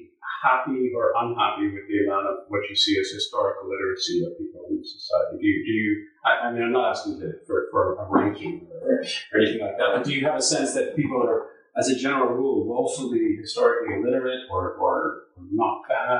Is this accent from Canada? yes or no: yes; Canada; we're not a patriotic people, that we should be more proud of being Canadian. I've never really understood why we should be proud of being Canadian.